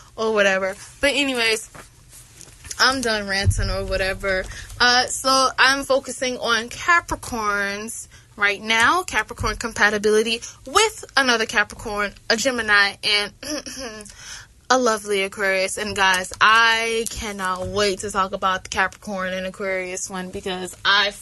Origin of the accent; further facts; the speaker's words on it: Atlanta, Georgia, United States; I'm from Atlanta